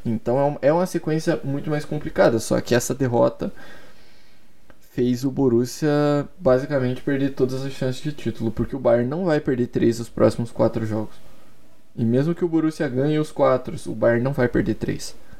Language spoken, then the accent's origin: Portuguese; Curitiba, Paraná, Brazil; Eu sou de Curitiba e desde muito, muito pequeno eu sou coxa branca